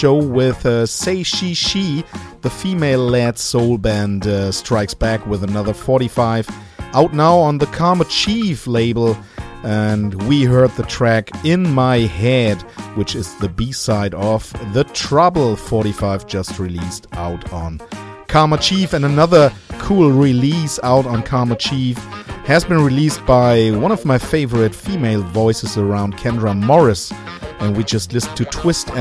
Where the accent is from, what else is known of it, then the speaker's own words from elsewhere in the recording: Hanover, Lower Saxony, Germany; my hometown here in Hanover, Germany.